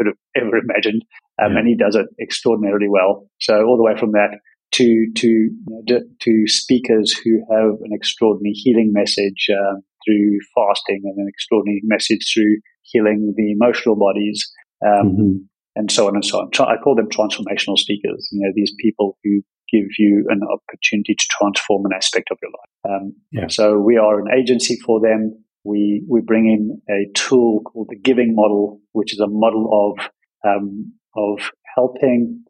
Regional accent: South Africa; moved away; also born or lived in Australia / Bali; growing up in a place, in South Africa, where everything was very constrained

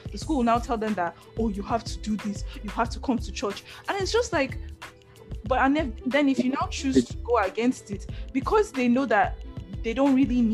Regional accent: Nigeria; being Nigerian

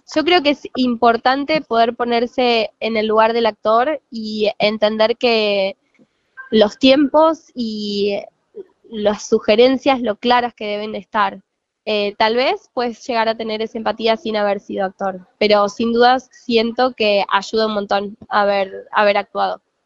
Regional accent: Diamante, Entre Ríos, Argentina; yo soy de Entre Ríos, en eh, un lugar que se llama Diamante

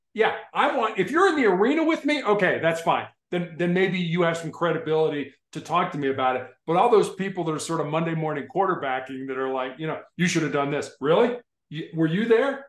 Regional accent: Chicago, Illinois, United States; when I was growing up in Chicago

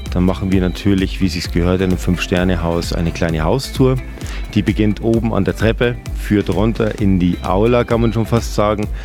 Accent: Bavaria, Germany; now in Austria; Aus Deutschland, ich bin selber Deutscher, ich bin Bayer

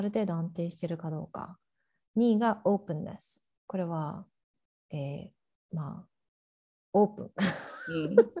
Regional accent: Japan; moved away as an adult; now in Oregon, United States; 日本で生まれ育ってる

